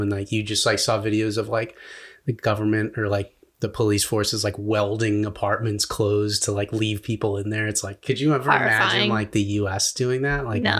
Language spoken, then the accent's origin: English; United States; we come from America, which is like hyper capitalistic